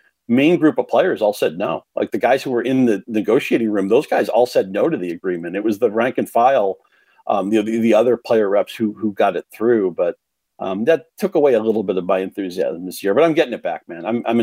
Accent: Chelmsford, Massachusetts, United States; My hometown Chelmsford

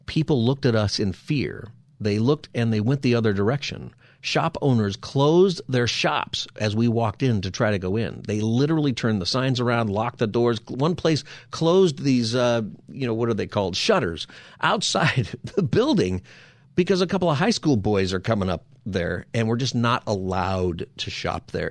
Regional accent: Palmdale, California, United States; I grew up in Palmdale

